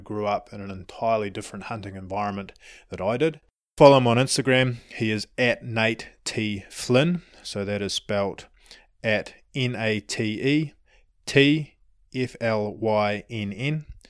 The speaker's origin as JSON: {"language": "English", "country": "New Zealand", "moved": "yes", "lives_now": "United States", "said": "I'm a Kiwi"}